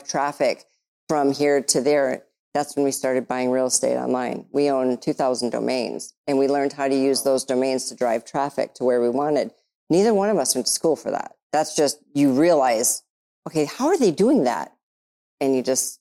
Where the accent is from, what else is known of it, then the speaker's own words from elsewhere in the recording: Michigan, United States; I'm from Michigan